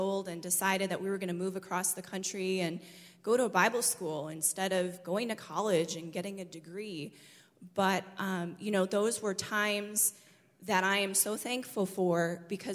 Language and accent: English; Michigan, United States; moved away as an adult; I grew up in Michigan and lived there until I was 20 years old